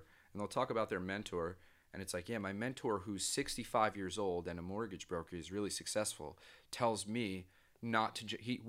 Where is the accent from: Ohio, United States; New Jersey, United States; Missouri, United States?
New Jersey, United States; You know, I'm from New Jersey.